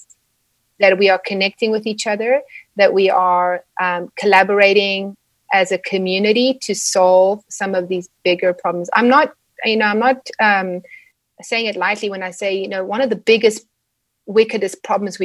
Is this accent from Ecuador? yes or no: no; South Africa; moved away as an adult; also born or lived in Edmonton, Canada; now in Calgary, Canada; growing up in South Africa